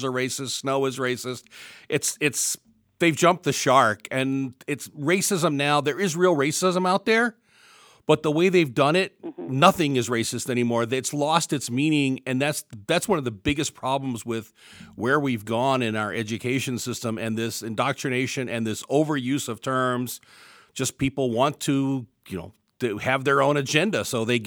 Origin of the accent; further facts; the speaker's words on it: Virginia, United States; accent: southern; moved away; It's that southern, it's a southern accent. I grew up in Virginia, so I'm getting that southern drawl coming back in every so often